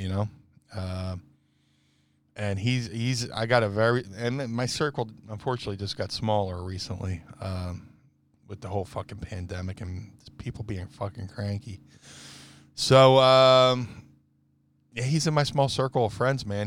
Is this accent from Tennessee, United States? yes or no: no; Atlantic City, New Jersey, United States; I grew up in Atlantic City